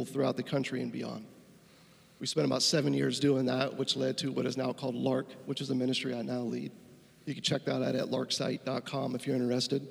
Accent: Tampa, Florida, United States; moved away as an adult; also born or lived in Asheville, North Carolina / Chicago; I'm originally from Tampa

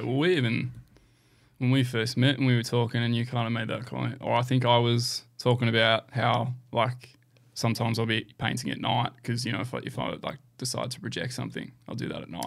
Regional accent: Canberra, Australian Capital Territory, Australia; moved away as an adult; now in Gold Coast, Australia; back in my hometown. So it's been really nice to get back to Canberra.

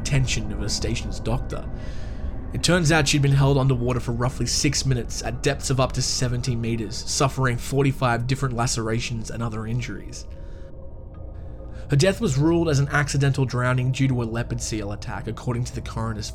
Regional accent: Australia; my home country of Australia

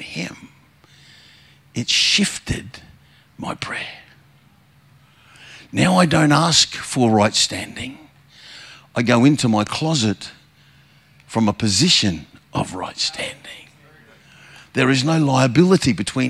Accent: Queensland, Australia; I'm from Queensland

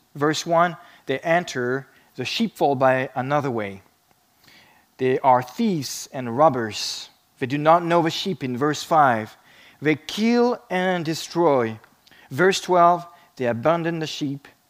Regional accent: France; moved away; I grew up in France

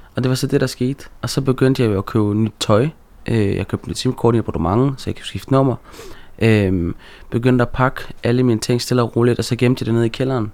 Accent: Aarhus, Central Denmark Region, Denmark; jeg er jo født og opvokset i Gellerparken øh, i Aarhus

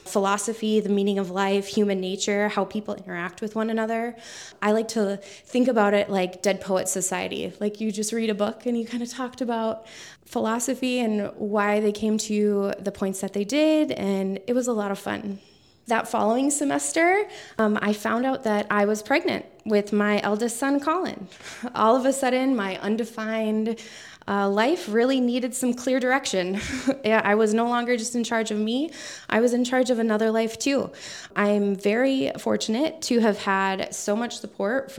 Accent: North Dakota, United States; born and raised in North Dakota

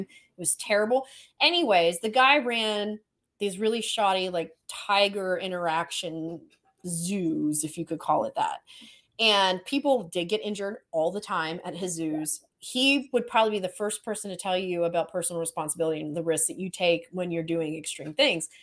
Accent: Florida, United States; also born or lived in Maryland; I grew up in Florida

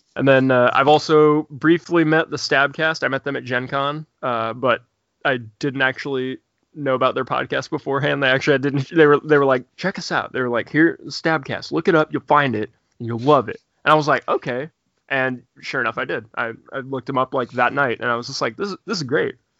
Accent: Indiana, United States; also born or lived in Bloomington, Indiana; I'm from Indiana. Uh, I currently live in Bloomington

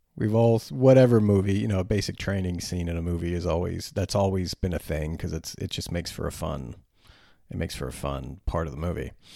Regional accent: United States; I'm an American

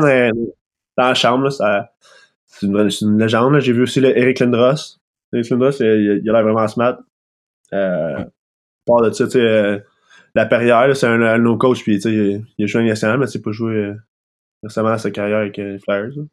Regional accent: Sorel-Tracy, Quebec, Canada; pas natif, mais j'ai grandi à Sorel

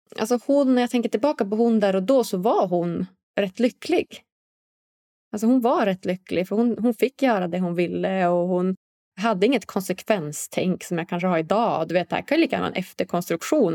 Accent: Umeå, Västerbotten County, Sweden; jag är själv uppvuxen här i, i Umeå, en liksom norrländsk stad

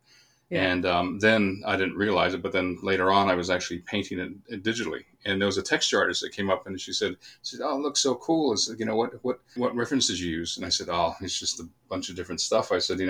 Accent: Phoenix, Arizona, United States; moved away as an adult; also born or lived in Los Angeles; now in Wellington, New Zealand; I grew up in Phoenix, Arizona

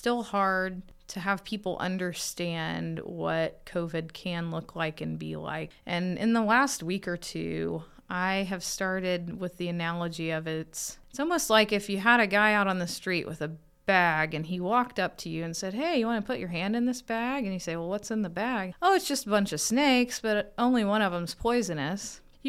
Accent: Kentucky, United States; Yeah, Kentucky. So northeastern Kentucky, where Ohio and West Virginia and Kentucky come together.

